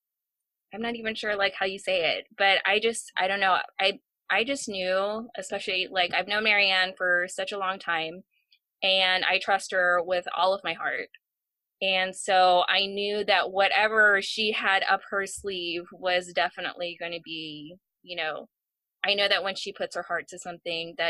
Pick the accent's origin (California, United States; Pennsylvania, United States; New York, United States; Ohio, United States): California, United States; San Francisco; being born and raised in the San Francisco Bay Area, you know, that is a culture in itself